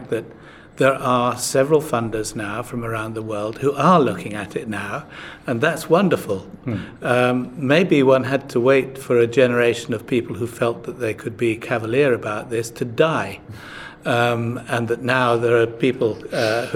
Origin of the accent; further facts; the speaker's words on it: United Kingdom; as a Brit